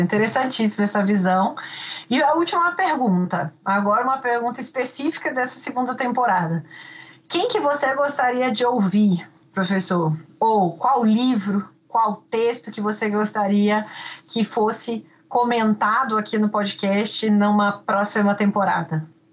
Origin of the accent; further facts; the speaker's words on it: Minas Gerais, Brazil; accent: mineiro; meu sotaque mineiro fica ainda mais forte